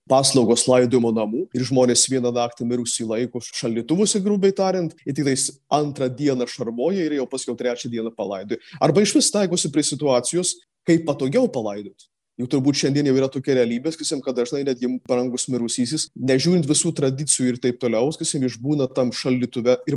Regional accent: Samogitia, Lithuania; Netgi mes žemaičiai jau fiksuojam tą, kad ne visose šermenyse yra gėdami žemaičių kalba

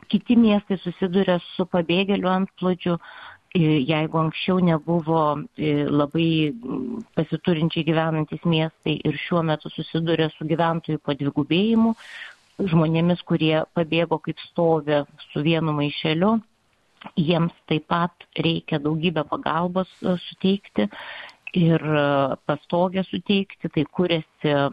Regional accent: Lithuania; pasakęs, kad esu iš Lietuvos

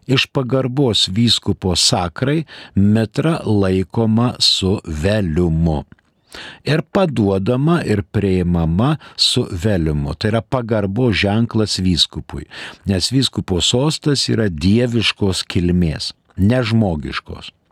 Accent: Lithuania; mes lietuviai lietuvišką pasą turime ir todėl mes esame Lietuvos piliečiai

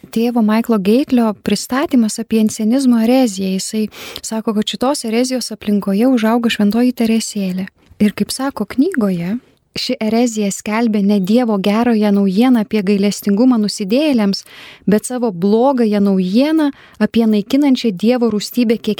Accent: Lithuania; Mes kaip lietuviai

